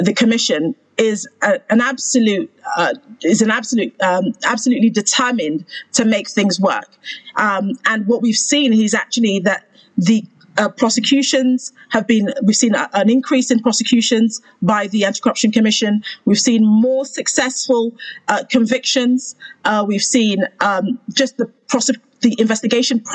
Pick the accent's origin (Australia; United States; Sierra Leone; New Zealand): Sierra Leone; moved away; also born or lived in United Kingdom; I am Sierra Leonean by birth and as well as nationality. I have joint a dual nationality. I'm British Sierra Leonean.